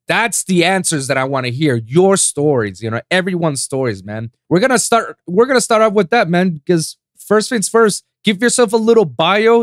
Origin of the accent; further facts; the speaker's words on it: Puerto Rico; I'm from Puerto Rico, you know. My language yeah. over there is English and Spanish.